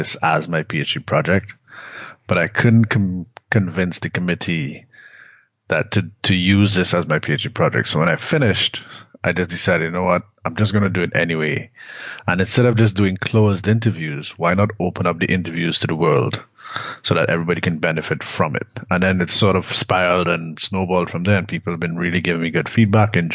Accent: Trinidad & Tobago; moved away; also born or lived in Canada; I'm from Trinidad originally

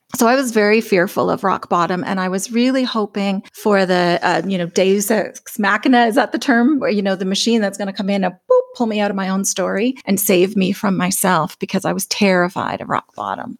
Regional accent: Alberta, Canada; I'm from Alberta, Canada

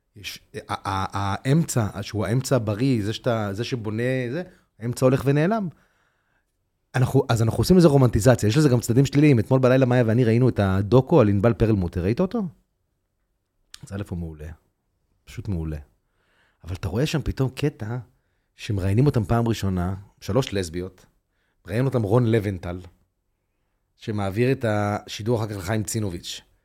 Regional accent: Tel Aviv, Tel Aviv District, Israel; ואני גדלתי בתל אביב

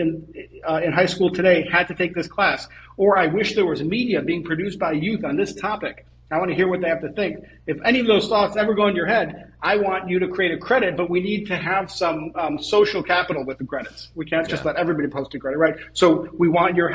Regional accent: Israel; I was born in Israel

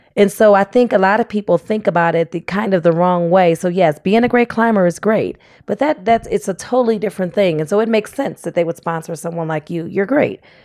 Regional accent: Cleveland, Ohio, United States; moved away as an adult; now in Fayetteville, United States; I grew up in Cleveland, Ohio.

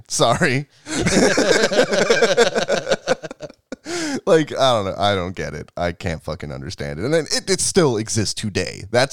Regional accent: Pacific Northwest, United States; we're from the Pacific Northwest

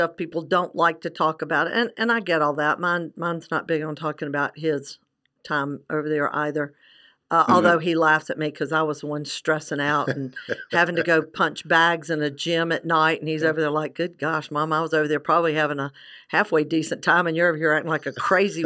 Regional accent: South Carolina, United States; I'm from South Carolina

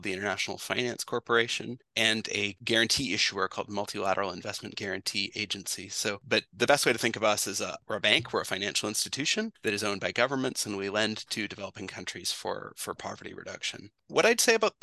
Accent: British Columbia, Canada; moved away as an adult; also born or lived in Ontario; I'm from British Columbia originally, and I went to Western for business

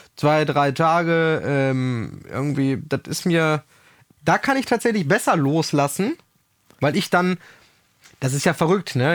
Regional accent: Germany; als Deutscher

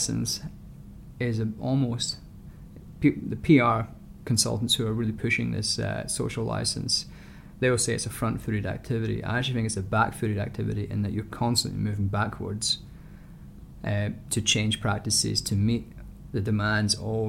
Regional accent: Scotland, United Kingdom; moved away; I am Scottish

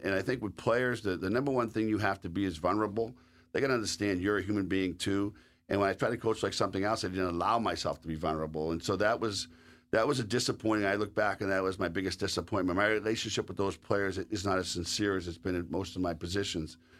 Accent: the East, Eastern United States, United States; accent: Eastern; moved away as an adult; also born or lived in Sault Ste. Marie, Michigan; I was also an Eastern guy.

